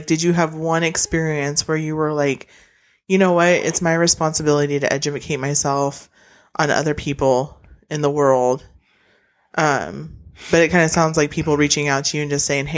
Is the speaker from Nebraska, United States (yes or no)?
yes; rural Nebraska, United States; I'm from Nebraska